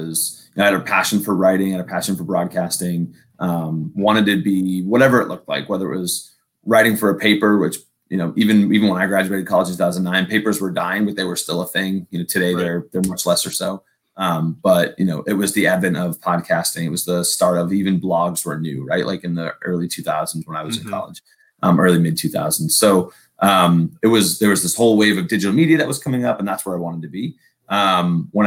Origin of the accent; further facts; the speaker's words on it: New England, United States; moved away as an adult; now in West Coast, United States; born and raised on the East Coast up in New England, and then moved out here to head up marketing for Legends.